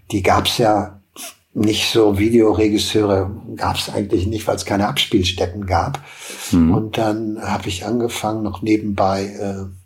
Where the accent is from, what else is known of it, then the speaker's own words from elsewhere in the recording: Hagen, North Rhine-Westphalia, Germany; Ich komme aus Hagen, äh, das prägt vielleicht auch. Das war in den 80ern ein, ein Melting Pot äh, für unheimlich viele äh, Bands, die es in der Stadt gab